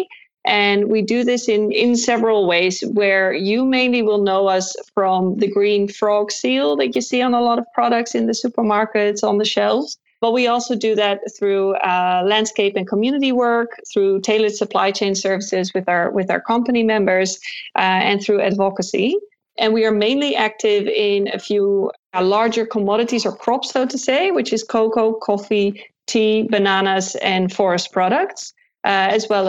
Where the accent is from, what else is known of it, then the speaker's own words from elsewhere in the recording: Amsterdam, North Holland, Netherlands; accent: Dutch; English is a second language; I studied at the VU University in Amsterdam, the Netherlands, which is where I'm from. As you can maybe tell from my accent, even though I tried to hide it, but I still kind of have this Dutch accent going on